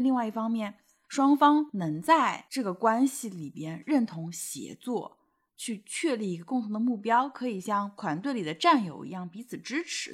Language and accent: Chinese; Shanghai, China; 我们是在上海